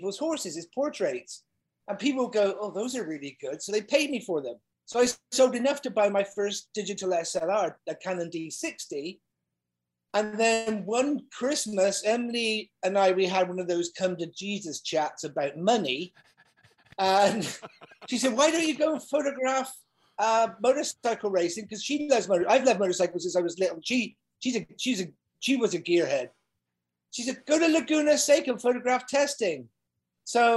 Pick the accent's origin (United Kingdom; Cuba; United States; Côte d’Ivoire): United Kingdom; Bath, South West England; where I grew up in Bath in the UK.